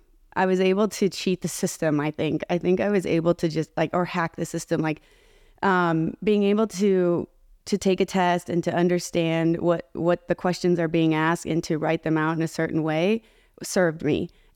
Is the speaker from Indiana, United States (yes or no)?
no; Arcadia, California, United States; I was born in Southern California in a place called Arcadia, California. And my family moved a lot all over Southern California.